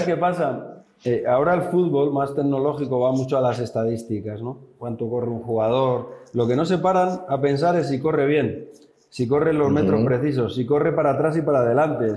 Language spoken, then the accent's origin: Spanish; Spain; siendo españoles, siendo la misma escuela